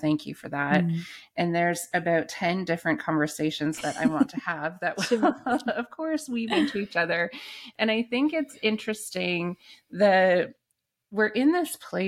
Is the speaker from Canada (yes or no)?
yes; Canada; because I grew up in the Anglican Church in Canada, mm-hmm. which is Episcopal in the US.